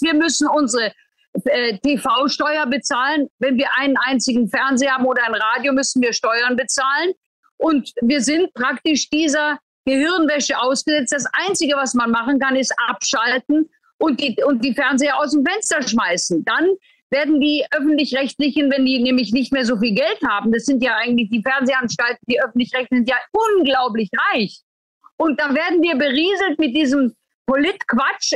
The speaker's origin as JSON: {"language": "German", "country": "Germany", "said": "bei uns in Deutschland"}